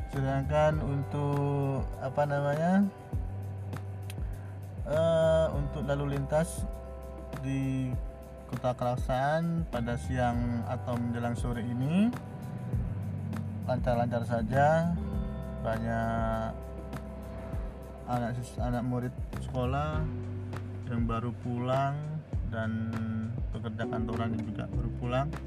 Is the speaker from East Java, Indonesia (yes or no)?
yes; Kraksaan, East Java, Indonesia; sekilas saya menyampaikan kondisi hari ini di kota saya lagi mendung yaitu di kota Keraksan Probolinggo Jawa Timur